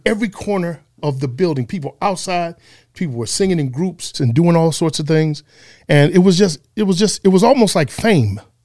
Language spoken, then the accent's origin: English; Detroit, Michigan, United States; also born or lived in San Antonio, Texas; I was born in Texas, but I was built in Detroit.